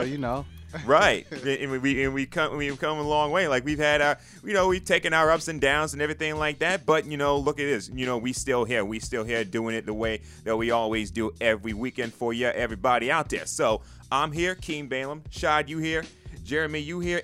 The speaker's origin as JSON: {"language": "English", "region": "New York", "country": "United States", "tie": "born or raised there", "said": "I'm a native of New York"}